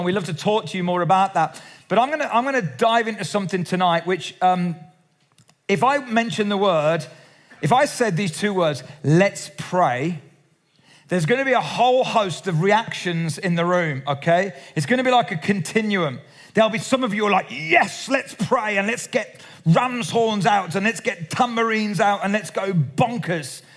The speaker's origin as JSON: {"language": "English", "town": "Cradley Heath", "region": "West Midlands", "country": "United Kingdom", "tie": "born or raised there", "said": "I was brought up in the Salvation Army in the Black Country in Cradley Heath"}